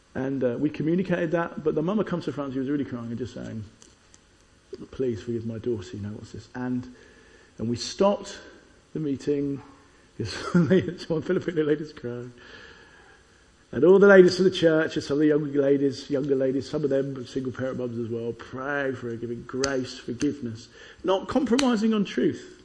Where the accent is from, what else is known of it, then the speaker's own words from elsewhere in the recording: Chessington, London, United Kingdom; When I was a kid, I grew up in Chessington